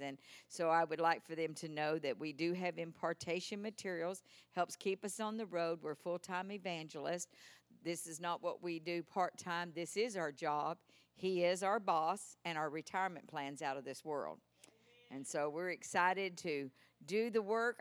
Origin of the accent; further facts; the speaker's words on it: Texas, United States; accent: Texas; my Texas accent